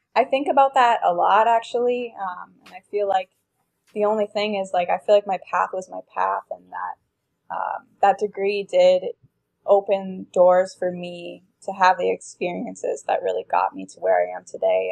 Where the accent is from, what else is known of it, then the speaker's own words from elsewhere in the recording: Minnesota, United States; I grew up in Minnesota